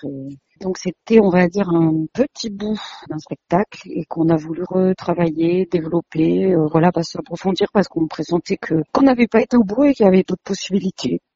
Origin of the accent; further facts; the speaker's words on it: Ardèche, Auvergne-Rhône-Alpes, France; j'ai grandi euh, en Ardèche, dans une petite toute petite ville